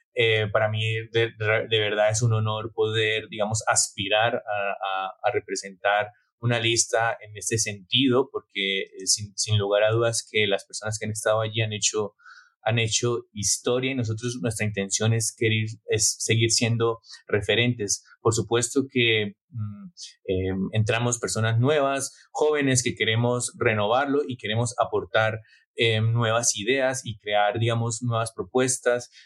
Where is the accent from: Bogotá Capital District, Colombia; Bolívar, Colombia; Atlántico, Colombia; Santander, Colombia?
Santander, Colombia; Bucaramanga; moved away as an adult; also born or lived in Basque Country, Spain; now in Barcelona, Spain; Yo provengo de una familia de clase media de Bucaramanga y emigré primero al País Vasco y después a Cataluña para estudiar y buscar nuevas oportunidades.